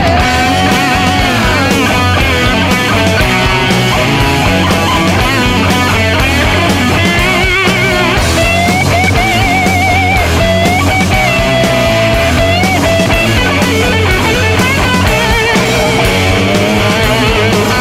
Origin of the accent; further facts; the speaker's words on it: Seattle, Washington, United States; growing up in the Seattle area when the music scene was going on